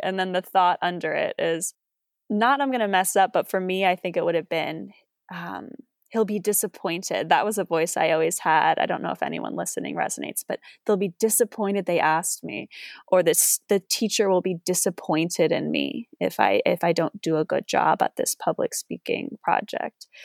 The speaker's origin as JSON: {"language": "English", "region": "East Coast", "country": "United States", "also_born_or_lived": "New York / Los Angeles", "moved": "as an adult", "said": "I was from the East Coast. I went to school in New York"}